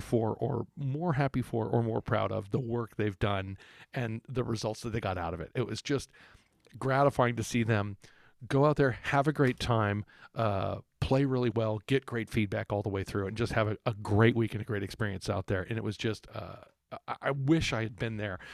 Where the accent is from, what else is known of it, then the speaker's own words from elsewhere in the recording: Texas, United States; growing up in Texas